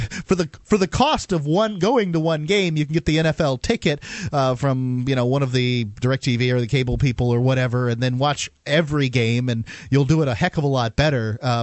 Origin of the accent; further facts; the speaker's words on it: Tampa, Florida, United States; moved away; I was from Tampa Bay.